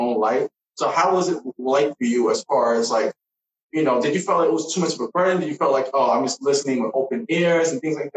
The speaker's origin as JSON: {"language": "English", "country": "United States", "tie": "born or raised there", "said": "this Nigerian Panamanian, born in the state"}